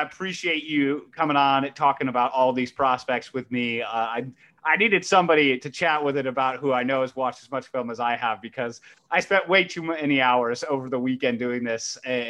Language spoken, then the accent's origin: English; Ohio, United States; And I grew up in Ohio State country, of course, you know, being a Cleveland Browns fan as well.